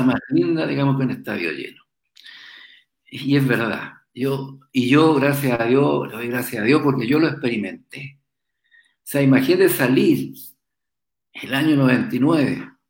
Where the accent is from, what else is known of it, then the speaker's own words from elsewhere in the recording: Chile; yo me crié ahí en el puerto, en los barcos